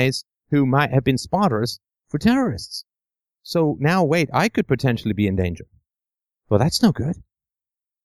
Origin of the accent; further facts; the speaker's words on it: England, United Kingdom; I grew up in England in the 70s